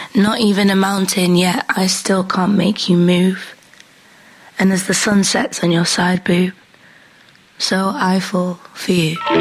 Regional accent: Pendle, North West England, United Kingdom; my hometown. There's a very famous hill there that hosted the Pendle Witch Trials

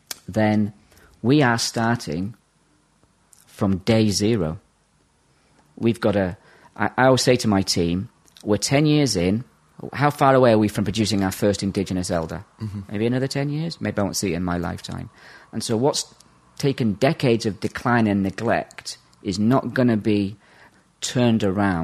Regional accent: England, United Kingdom; also born or lived in Ireland; I'm actually Irish by birth, but was shipped over to England in the late 70s and put in a big kids' home out there. So I had a wild upbringing, living on the streets.

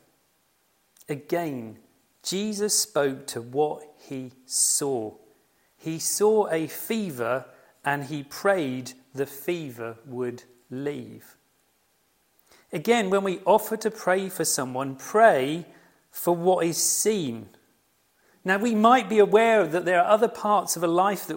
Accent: United Kingdom; we are very British

